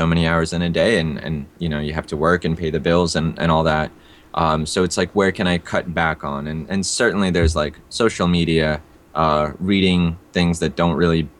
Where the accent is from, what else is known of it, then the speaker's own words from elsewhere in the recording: Russia; born there; also born or lived in India; So being that, you know, I was born in Russia, lived in India for a bit.